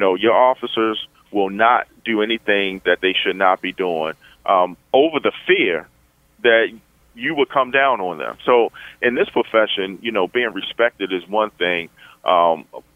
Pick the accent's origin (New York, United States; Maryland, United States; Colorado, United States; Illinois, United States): Maryland, United States; Baltimore; cops that I grew up with in the Western District, I knew their names